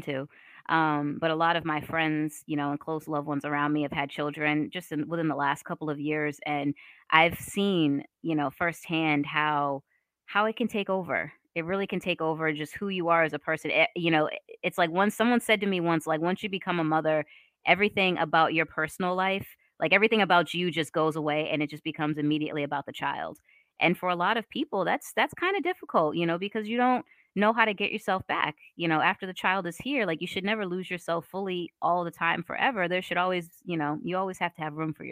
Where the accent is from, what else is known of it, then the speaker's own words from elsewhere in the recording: Boston, Massachusetts, United States; also born or lived in Philadelphia / New York; now in Savannah, United States; I'm from Boston. I went to school in Philadelphia, and then I moved to New York, and now I'm down in Savannah